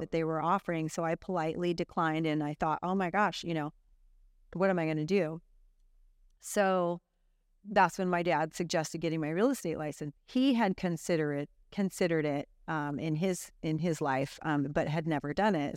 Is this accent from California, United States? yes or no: yes; Santa Cruz, California, United States; born or raised there; also born or lived in Santa Clara County